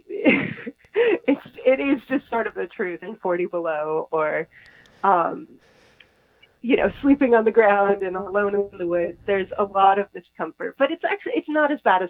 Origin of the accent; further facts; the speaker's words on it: Northern California, United States; moved away; also born or lived in Norway; most of my childhood was in Northern California